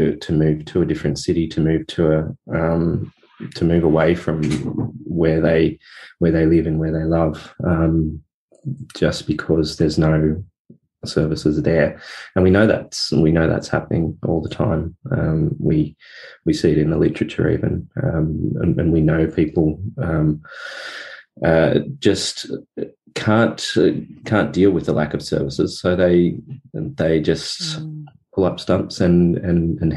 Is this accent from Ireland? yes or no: no; Blue Mountains, New South Wales, Australia; moved away as an adult; I grew up in the Blue Mountains, which is sort of, you know, in between city and country.